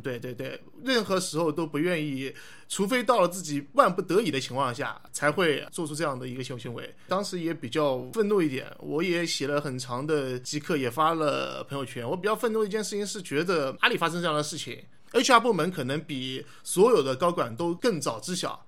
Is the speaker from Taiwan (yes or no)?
no; Hangzhou, Zhejiang, China; 我是杭州人